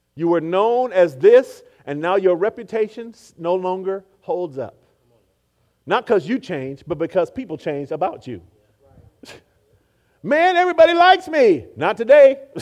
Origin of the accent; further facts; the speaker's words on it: Oakland, California, United States; I grew up in Oakland, California